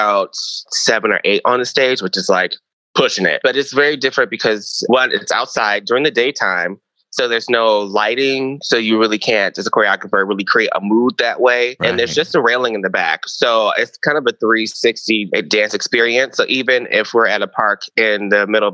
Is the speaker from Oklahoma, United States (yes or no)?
no; Detroit, Michigan, United States; moved away as an adult; now in Chicago, United States; I'm originally from Detroit, Michigan